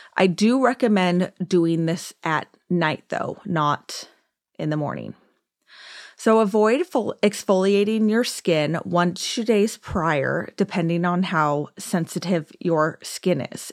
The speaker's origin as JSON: {"language": "English", "area": "Orange County", "region": "California", "country": "United States", "tie": "born or raised there", "also_born_or_lived": "Downey, California", "said": "I was born and raised in California, technically born in Downey, which I, is like L A, but always lived in Orange County"}